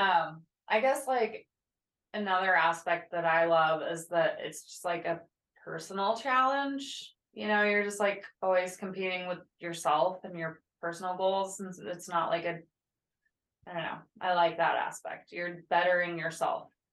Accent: Midwest, United States; I grew up in the Midwest

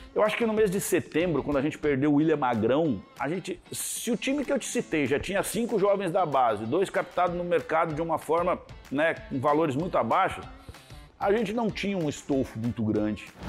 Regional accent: Taquari, Rio Grande do Sul, Brazil; moved away; also born or lived in Novo Hamburgo / São Paulo; eu sou de Taquari

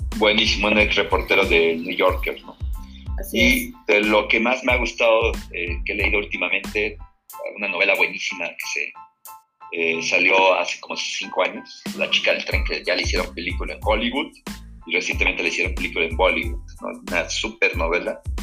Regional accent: Puebla, Mexico; now in Mexico City, Mexico; yo soy poblano, nací en Puebla, Puebla, aunque ya tengo pues, más de 20 años viviendo en la Ciudad de México

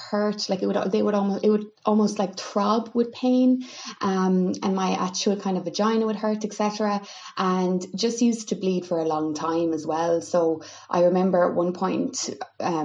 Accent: Milltown, Munster, Ireland; your standard experience of kind of growing up in Kerry

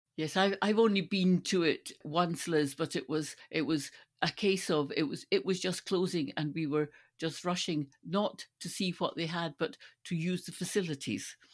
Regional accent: Stirling, Scotland, United Kingdom; Stirling is my hometown, and Bannockburn is just outside Stirling

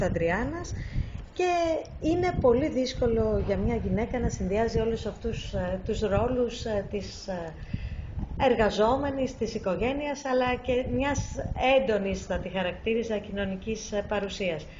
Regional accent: Lamia, Central Greece, Greece; moved away as an adult; also born or lived in Athens / England; now in Thessaloniki, Greece; εκεί πέρασα τα μαθητικά μου χρόνια

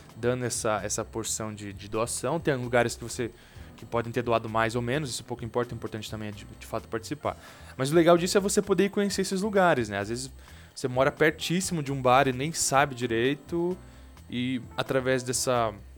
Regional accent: Curitiba, Paraná, Brazil; Eu sou de Curitiba

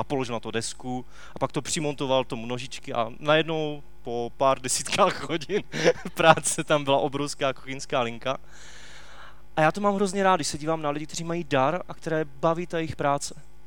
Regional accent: Czechia; u nás v Čechách

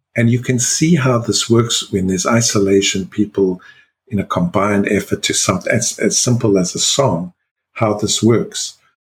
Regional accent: South Africa; being South African born

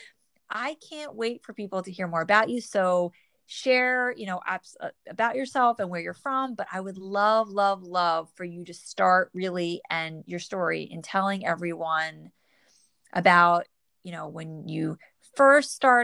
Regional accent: New Jersey, United States; born or raised there

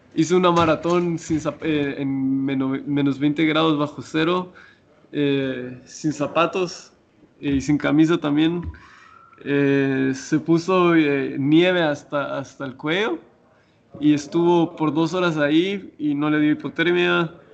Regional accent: Guatemala; moved away as an adult; cuando me fui de Guatemala

